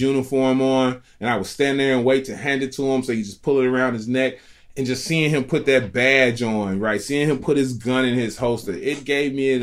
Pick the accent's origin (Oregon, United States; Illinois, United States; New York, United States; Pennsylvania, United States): Illinois, United States; Chicago; I'm a Chicagoan